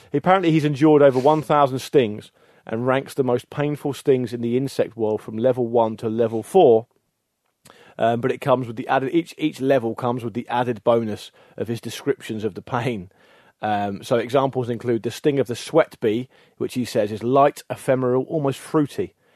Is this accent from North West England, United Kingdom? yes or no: no; the Solent, South Coast, South East England, United Kingdom; we all grew up a stone's throw from, from the Solent on